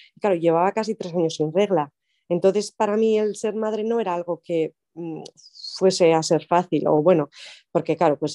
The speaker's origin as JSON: {"language": "Spanish", "town": "Arrasate-Mondragón", "region": "Basque Country", "country": "Spain", "tie": "born or raised there", "also_born_or_lived": "London / Zurbano, Álava", "said": "yo eh, nací en Arrasate Mondragón, que es un pueblo de Guipúzcoa, pero ahora mismo vivo en Zurbano, que es un pueblo muy pequeño que está al lado de Vitoria, en Álava"}